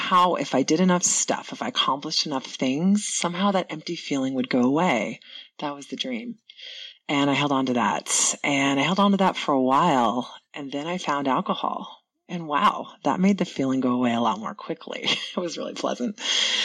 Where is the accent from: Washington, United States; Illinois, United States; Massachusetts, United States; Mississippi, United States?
Washington, United States; Seattle; moved away as an adult; I grew up in Ballard in the 70s